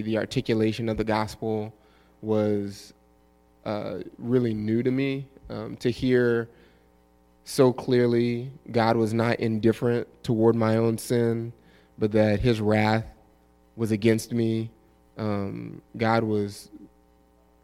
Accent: New Orleans, Louisiana, United States; moved away as an adult; I'm originally from New Orleans, Louisiana. Grew up in New Orleans East and left in 2004 for college

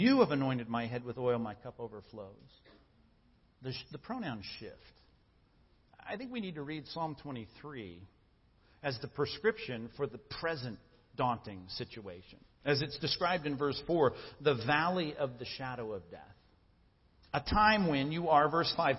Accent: Long Beach, California, United States; I grew up in Long Beach, and my dad was a cop in Long Beach

